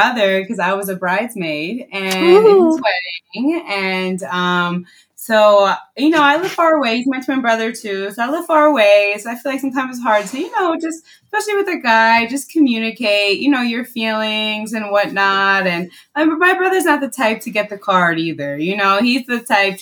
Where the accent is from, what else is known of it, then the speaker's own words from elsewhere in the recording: Westchester County, New York, United States; moved away; And I'm from Westchester County too.